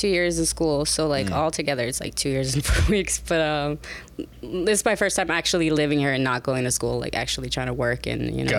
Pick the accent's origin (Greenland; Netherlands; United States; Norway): Norway; I am from Norway.